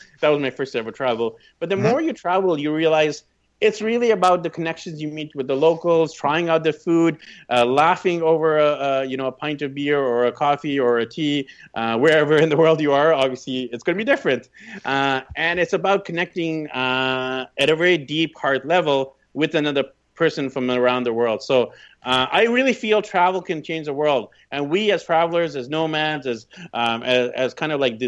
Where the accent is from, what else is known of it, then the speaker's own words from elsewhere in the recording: Vancouver, British Columbia, Canada; moved away as an adult; also born or lived in Burnaby; I was pretty much born and raised in Vancouver